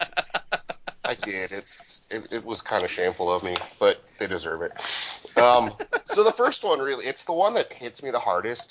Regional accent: Alberta, Canada; I grew up in Alberta

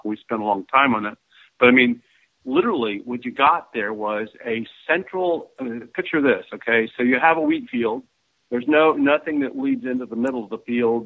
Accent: Dayton, Ohio, United States; growing up in Dayton, Ohio

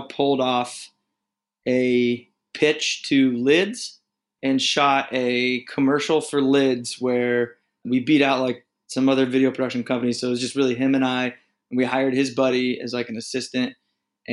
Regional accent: Indiana, United States; I am from the great state of Indiana, born and raised right in the middle of a cornfield.

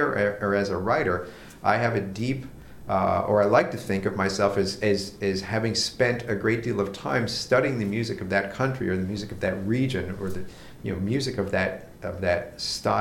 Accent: United States; accent: American; I cannot speak a foreign language without having an American accent

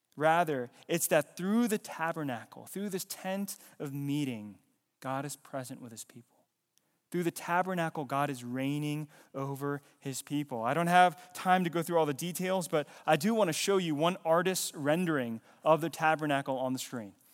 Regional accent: Fayetteville, North Carolina, United States; I was born in the U S. I was born in Fayetteville, Nor-, North Carolina.

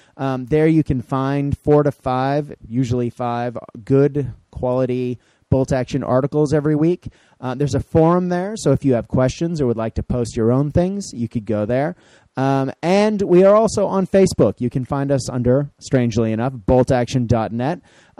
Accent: Boston, Massachusetts, United States; I'm from Boston.

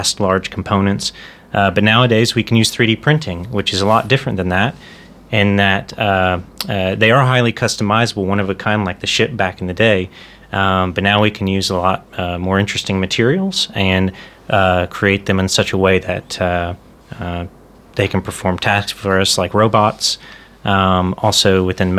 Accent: United States; moved away as an adult; now in Amsterdam, Netherlands; I'm actually from the United States.

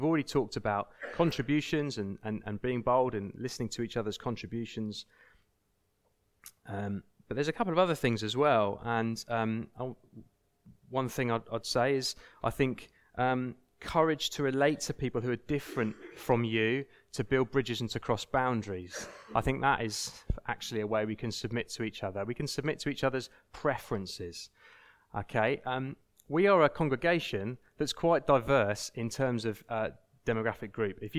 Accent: United Kingdom; we need to submit to each other out of politeness, out of just, you know, we're British, so we're polite

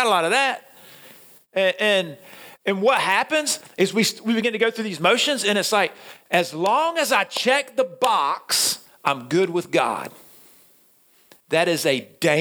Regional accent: Middle Georgia, United States; moved away; I'm from Middle Georgia, and we don't see snow. Like, the last time, it's been 10 years since it snowed in my hometown.

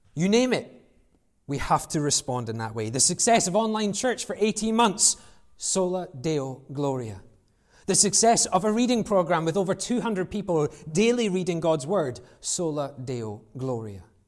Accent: United Kingdom; we're British

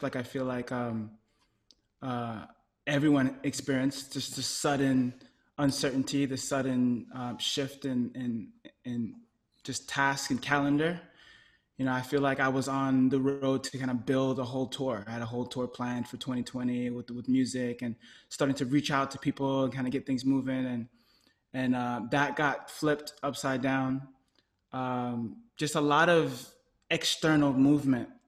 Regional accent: New York City, New York, United States; moved away as an adult; now in Los Angeles, United States; I am from Brooklyn, New York, and now I live in Los Angeles

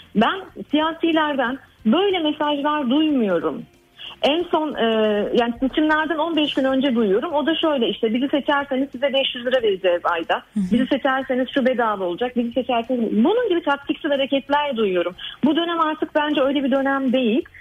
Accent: Ankara, Turkey; benim gençliğimi geçirdiğim Ankara'da geçti benim e, çocukluğum ve gençliğim.

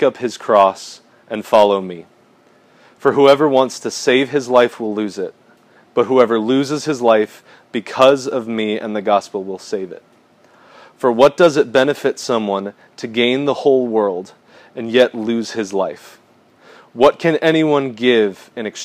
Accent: United States; as specifically American Christians

